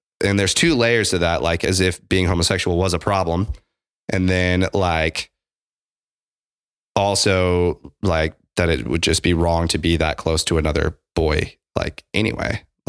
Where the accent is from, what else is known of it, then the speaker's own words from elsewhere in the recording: Midwest, United States; so growing up in the Midwest, like, this is an aside.